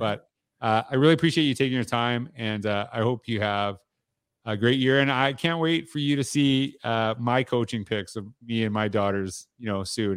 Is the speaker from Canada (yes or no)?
yes; Saskatchewan, Canada; I grew up in Saskatchewan